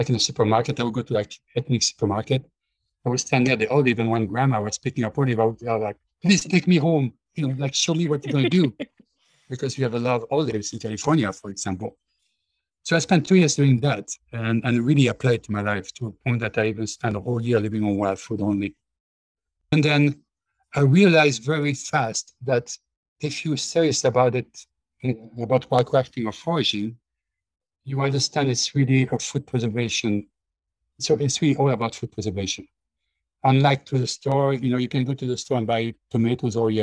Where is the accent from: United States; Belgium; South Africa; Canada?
Belgium; moved away; When I grew up in Belgium, we were pretty much self-sufficient